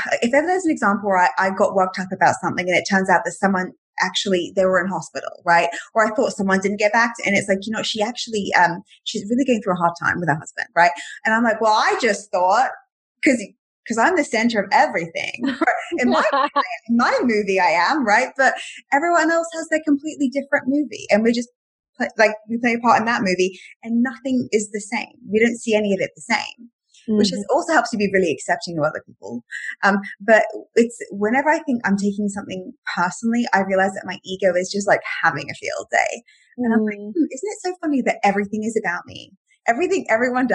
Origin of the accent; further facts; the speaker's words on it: England, United Kingdom; now in Miami, United States; I'm from England